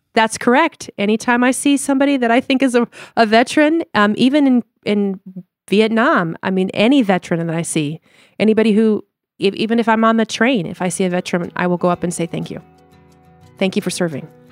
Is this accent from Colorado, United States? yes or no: yes; Denver, Colorado, United States; moved away; also born or lived in Chicago / Limburg, Netherlands (family); we're from Denver, Colorado originally, and moved to Chicago